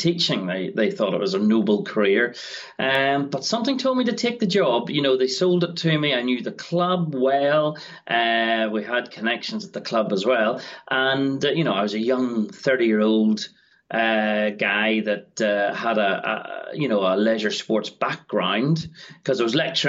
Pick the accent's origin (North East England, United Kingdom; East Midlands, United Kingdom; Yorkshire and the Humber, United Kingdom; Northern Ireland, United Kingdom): Northern Ireland, United Kingdom; moved away as an adult; also born or lived in England; I'm from Northern Ireland originally